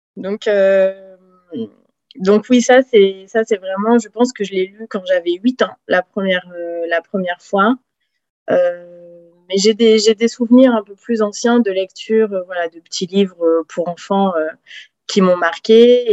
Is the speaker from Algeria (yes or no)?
no; south-west France, France; also born or lived in French Guiana; now in Paris region, France; je suis originaire plutôt du sud de la France, sud-ouest